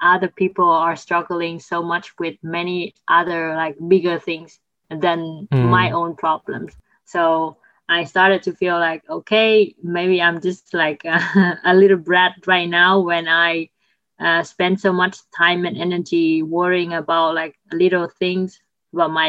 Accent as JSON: {"language": "English", "country": "Vietnam", "said": "my home country, Vietnam"}